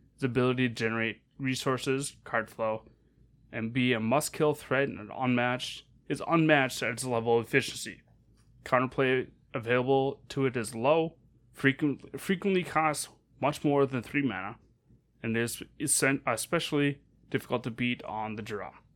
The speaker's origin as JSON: {"language": "English", "region": "Northern Minnesota", "country": "United States", "tie": "born or raised there", "said": "growing up in Mez-, Northern Minnesota"}